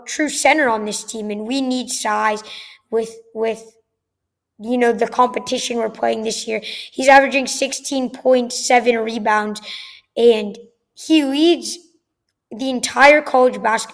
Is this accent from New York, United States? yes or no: yes; New York, United States; now in Boca Raton, United States; I'm from New York. I grew up in a huge sports family